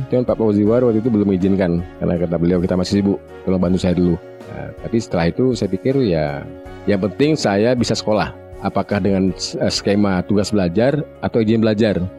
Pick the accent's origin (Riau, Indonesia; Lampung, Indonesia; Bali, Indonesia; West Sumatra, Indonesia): Riau, Indonesia; Saya dibesarkan di Riau.